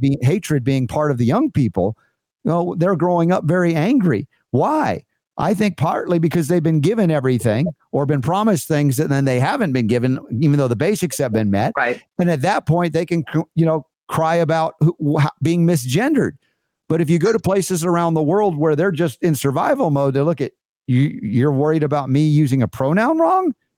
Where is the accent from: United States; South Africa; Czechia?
United States; Atlanta, Georgia; I grew up in Atlanta